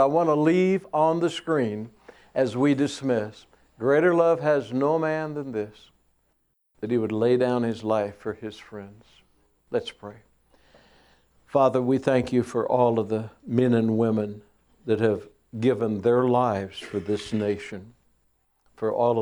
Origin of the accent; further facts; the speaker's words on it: United States; we are proud to be Americans